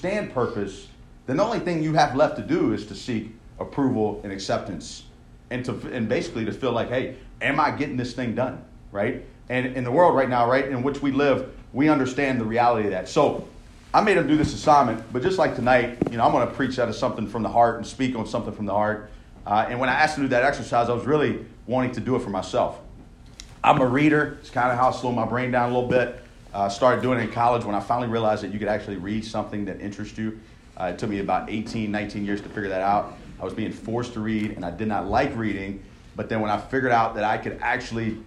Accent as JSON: {"language": "English", "region": "Louisiana", "country": "United States", "tie": "born or raised there", "said": "I grew up in Louisiana"}